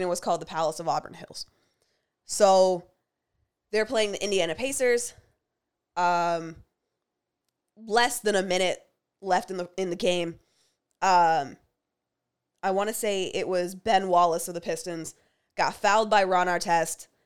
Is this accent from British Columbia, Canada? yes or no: no; Windsor, Ontario, Canada; I grew up in Windsor